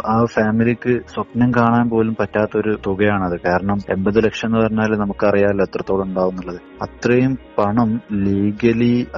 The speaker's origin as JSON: {"language": "Malayalam", "region": "Kerala", "country": "India"}